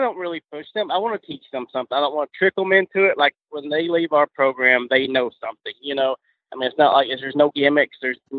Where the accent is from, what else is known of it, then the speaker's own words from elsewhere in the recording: Tennessee, United States; moved away as an adult; now in Loxahatchee, United States; I've been down here 13 years. I am originally from Tennessee.